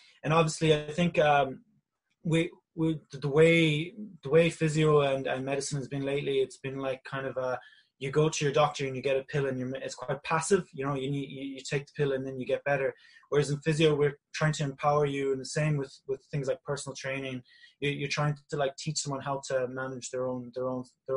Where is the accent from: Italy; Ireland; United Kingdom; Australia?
Ireland; Galway, Connacht; moved away as an adult; also born or lived in South Africa / Dublin; I was born in South Africa. I moved to Galway in 2002. Mother's from Wexford, and I went to the Bish in Galway in town. So I can consider myself now a Galway native.